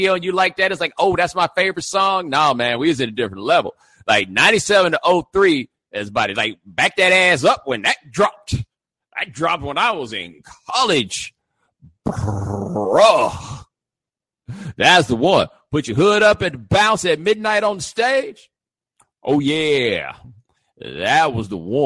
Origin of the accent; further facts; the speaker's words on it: Houston, Texas, United States; moved away as an adult; also born or lived in Atlanta; I'm from Houston